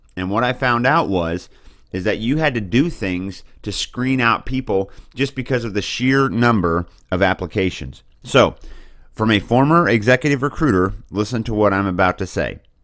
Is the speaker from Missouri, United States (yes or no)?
yes; Boonville, Missouri, United States; I come from Booneville, Missouri. It's a little town in the middle of the greatest state in the nation